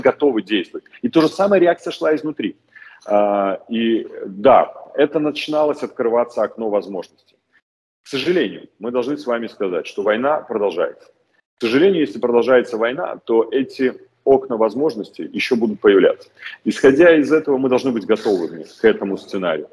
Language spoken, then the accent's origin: Russian; Belarus; moved away; как просто белорус